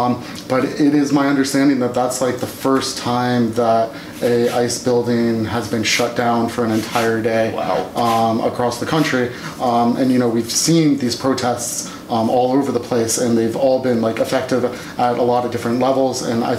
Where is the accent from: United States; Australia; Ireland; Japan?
United States; Nashville, Tennessee; also born or lived in Massachusetts / England; and then I mostly tell people I'm from Tennessee because that's the longest I spent anywhere as a kid. So I moved to Nashville when I was in fifth grade and stayed there through high school.